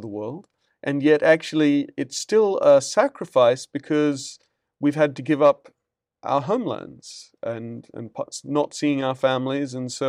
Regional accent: United Kingdom; moved away as an adult; now in United States; Sam and I are both missionaries to the United States because we are also called from Britain, both to work here.

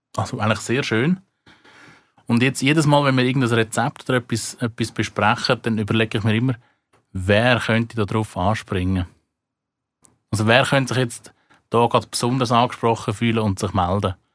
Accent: Switzerland; bei uns in der Schweiz

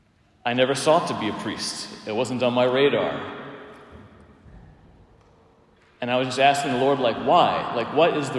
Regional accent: Palmyra, Pennsylvania, United States; moved away; also born or lived in Emmitsburg, Maryland; I was driving from Emmitsburg, Maryland to Palmyra, Pennsylvania

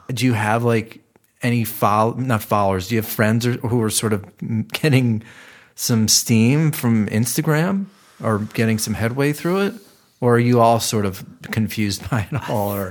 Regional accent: Cleveland, Ohio, United States; now in Los Angeles, United States; Cleveland, apparently, my hometown

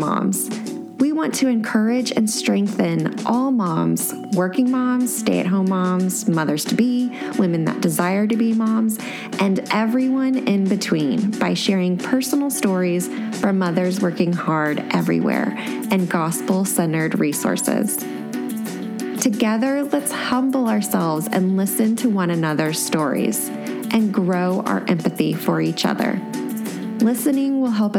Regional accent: Sugar Land, Texas, United States; grew up in Sugarland, Texas

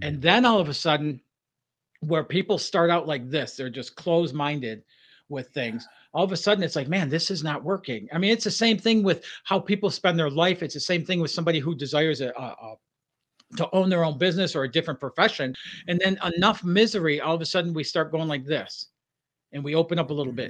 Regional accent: Detroit, Michigan, United States; growing up in Detroit area

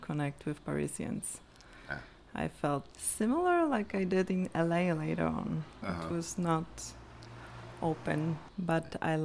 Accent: Poland; English is a second language; moved away as an adult; also born or lived in Krakow, Poland / San Diego, United States / Queens, New York, United States; now in Brooklyn, United States; Born and raised in Poland, I immigrated when I was 30

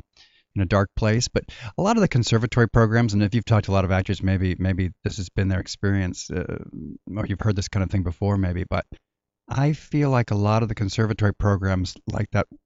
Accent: California, United States; also born or lived in Inglewood; We grew up, when I was quite young, I lived first in Westchester area, and then in South Pasadena, and then we moved down to Orange County. I lived in Mission Viejo

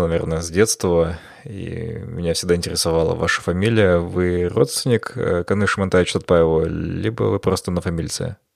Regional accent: Almaty, Kazakhstan; moved away; Алмата – это мой любимый город, мой родной город

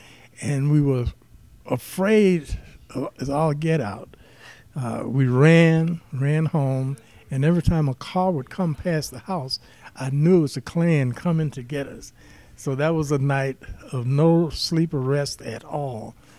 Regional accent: Birmingham, Alabama, United States; moved away; also born or lived in Minnesota; from Birmingham, Alabama.

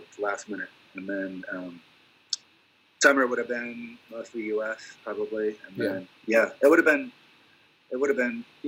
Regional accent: Washington, United States; now in Los Angeles, United States; in my hometown

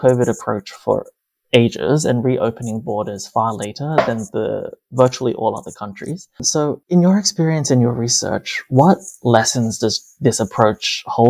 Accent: Australia; accent: Australian; also born or lived in Hong Kong; As you might guess from my accent, I'm Australian and I lived through Australia's border closures during 2020 and 21. And as somebody whose extended family is still in China and I was born in Hong Kong

